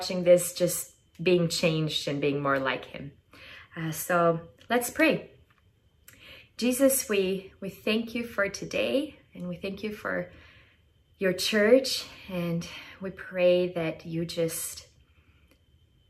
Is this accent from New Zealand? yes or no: no; Albania; moved away as an adult; also born or lived in Oregon; I am originally from Albania, Europe. It's a small country right in the middle of Greece and Italy. And I grew up, I was born and raised there